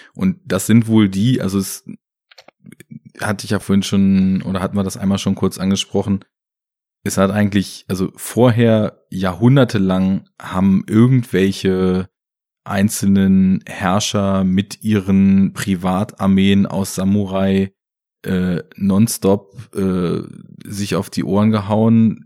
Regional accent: Germany; bei uns in Deutschland

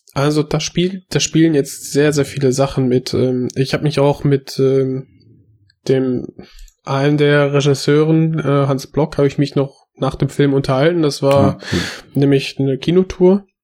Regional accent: Germany; ich bin hier aufgewachsen

